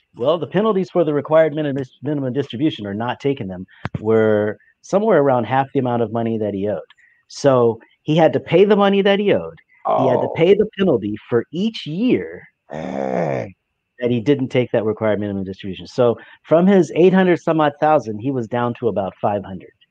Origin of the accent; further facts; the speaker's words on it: Alaska, United States; moved away as an adult; also born or lived in San Diego; I am from Alaska